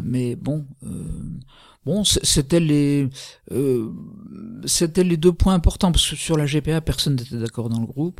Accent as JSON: {"language": "French", "country": "France", "said": "nous sommes français"}